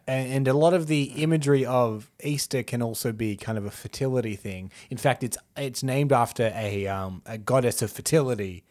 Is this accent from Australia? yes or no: yes; Australia; as an Australian